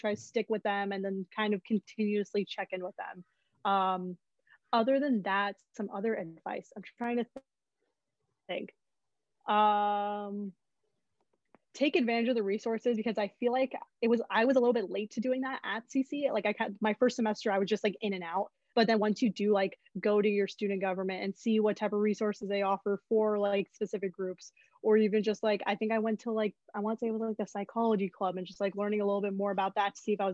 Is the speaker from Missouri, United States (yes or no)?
no; Southern California, United States; moved away as an adult; now in Berkeley, United States; I grew up and lived in SoCal all my life